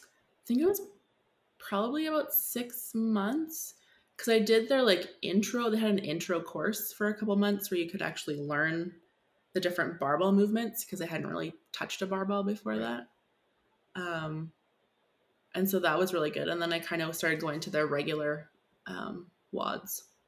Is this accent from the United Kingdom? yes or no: no; Saskatchewan, Canada; I'm from Saskatchewan